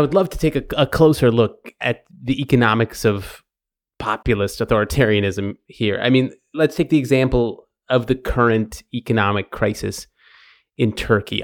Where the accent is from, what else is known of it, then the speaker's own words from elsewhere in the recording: Long Island, New York, United States; when I was growing up on Long Island near New York City, uh, in the eighties